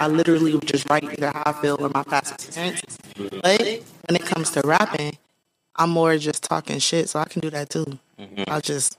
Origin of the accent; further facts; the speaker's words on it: Long Beach, California, United States; I'm from Long Beach, California, North Side.